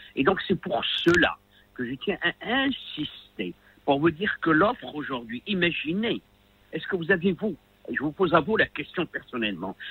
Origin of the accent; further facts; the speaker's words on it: Rabat, Rabat-Salé-Kénitra, Morocco; je viens des bidonvilles de Rabat